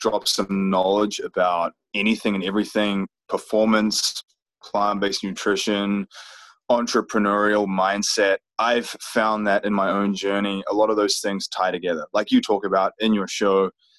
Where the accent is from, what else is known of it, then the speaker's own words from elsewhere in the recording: New Zealand; moved away as an adult; now in United States; here I am now from New Zealand, living in the US